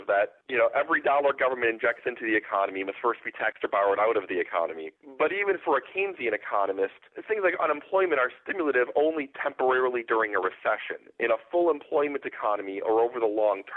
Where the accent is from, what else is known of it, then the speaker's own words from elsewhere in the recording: Wisconsin, United States; I'm from Wisconsin.